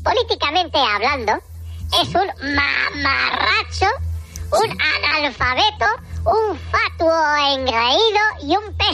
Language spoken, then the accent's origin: Spanish; Teruel, Aragon, Spain; los que somos de Teruel aguantamos lo que nos echen.